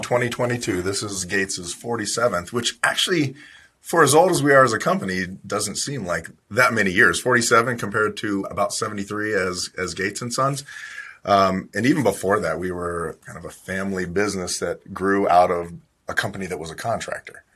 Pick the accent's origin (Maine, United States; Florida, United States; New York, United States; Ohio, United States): Ohio, United States; I grew up in Ohio